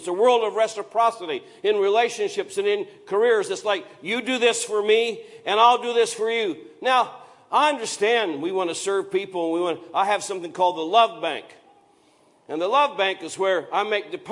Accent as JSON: {"language": "English", "region": "Iowa", "country": "United States", "tie": "born or raised there", "said": "where I grew up in Iowa was a lot of those limestone gravel roads"}